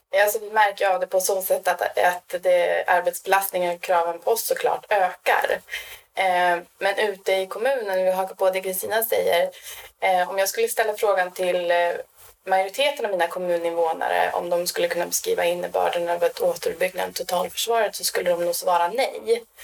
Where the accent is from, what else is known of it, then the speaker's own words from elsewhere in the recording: Norrland, Sweden; now in Stockholm, Sweden; Jag är ju från Norrland ursprungligen